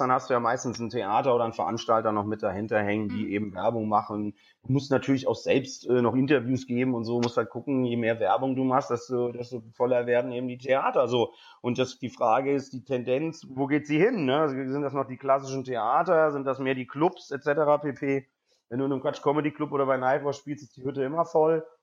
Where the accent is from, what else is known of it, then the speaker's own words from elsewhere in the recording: Cologne, North Rhine-Westphalia, Germany; Ich so, nee, ich komme aus Köln.